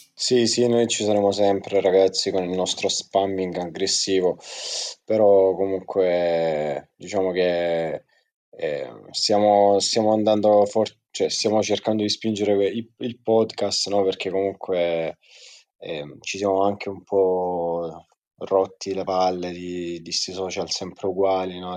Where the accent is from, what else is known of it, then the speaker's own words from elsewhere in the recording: Lecce, Apulia, Italy; ve la dico pure in dialetto, tanto siamo tutti di Lecce